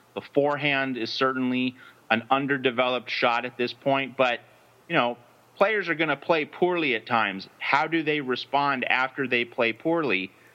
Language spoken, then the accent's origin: English; United States; speaking strictly as an American